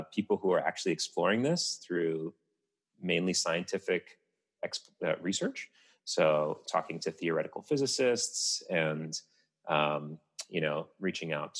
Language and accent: English; Tunisia; my home country of Tunisia